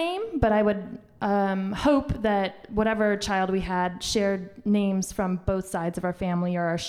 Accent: Freeport, Illinois, United States; now in London, United Kingdom; Middle of nowhere, Illinois.

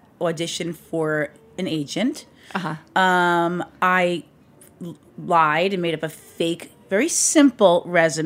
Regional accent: New York, United States; moved away as an adult; also born or lived in Los Angeles, California; being a New Yorker

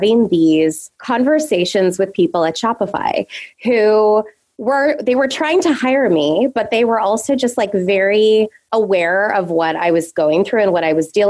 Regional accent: Canada; moved away as an adult; also born or lived in south of France; now in New York, United States; I'm originally from Canada

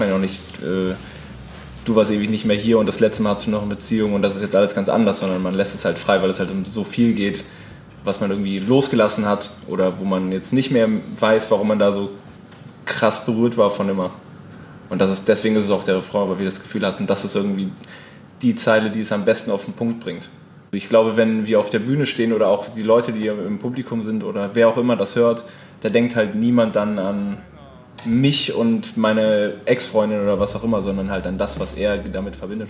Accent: Hennef, North Rhine-Westphalia, Germany; moved away; Hennef, so wie der Song ursprünglich hieß, das ist da, wo ich herkomme

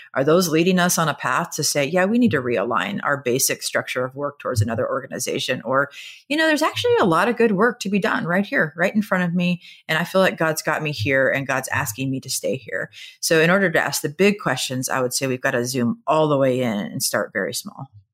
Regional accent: Nebraska, United States; I am from Nebraska, and so we speak in a lot of farm metaphors

